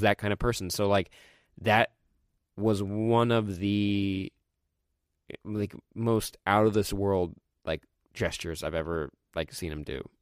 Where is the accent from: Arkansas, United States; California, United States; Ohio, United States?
California, United States; born or raised there; also born or lived in Colorado